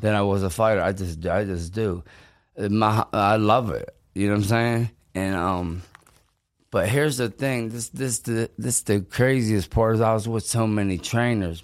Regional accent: Pittsburgh, Pennsylvania, United States; I'm from Pittsburgh. I, a lot of my fights b, was in Pittsburgh

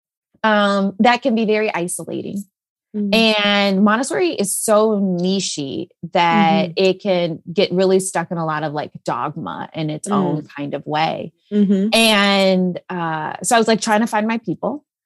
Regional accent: Illinois, United States; now in Texas, United States; I grew up in Illinois where we had basements

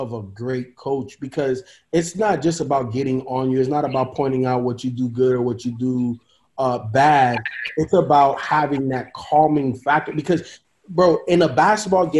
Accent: Chicago, Illinois, United States; I grew up in Chicago

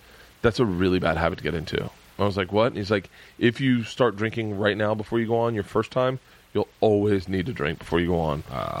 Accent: the South, United States; I say kids like us because growing up in the South

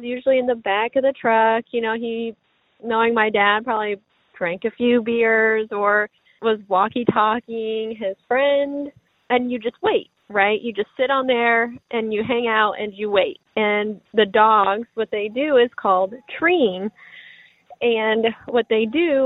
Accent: Springfield, Missouri, United States; I'm from Springfield, Missouri

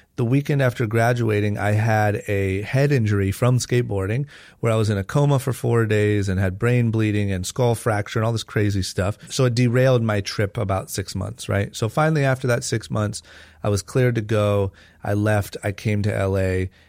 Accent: Akron, Ohio, United States; I was born and raised in Akron, Ohio

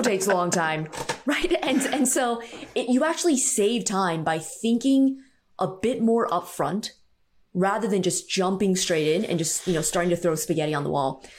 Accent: San Francisco Bay Area, California, United States; I grew up in the San Francisco Bay Area, about forty-five minutes outside of the city

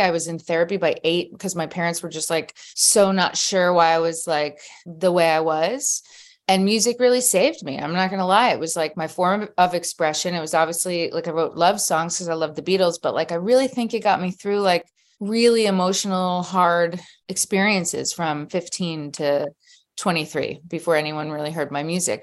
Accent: Philadelphia, Pennsylvania, United States; born and raised in Philadelphia. Pennsylvania.

